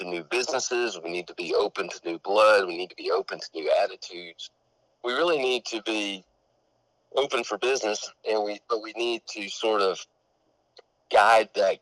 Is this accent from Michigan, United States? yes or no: no; Corsicana, Texas, United States; I grew up here in Corsicana